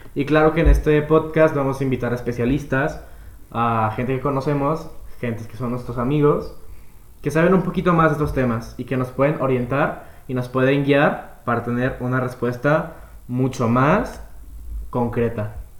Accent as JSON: {"language": "Spanish", "town": "Guadalajara", "region": "Jalisco", "country": "Mexico", "said": "Yo también soy tapatío de aquí, de Guadalajara, ah, Jalisco"}